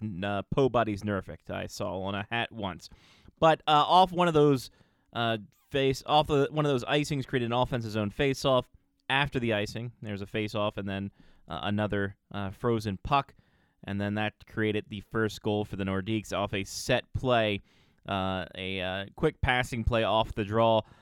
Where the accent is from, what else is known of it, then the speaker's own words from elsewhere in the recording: Glen Burnie, Maryland, United States; my hometown in Glen Burnie